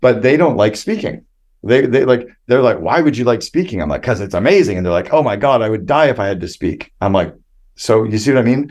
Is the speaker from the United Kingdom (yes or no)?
no; Canada; I'm this Canadian kid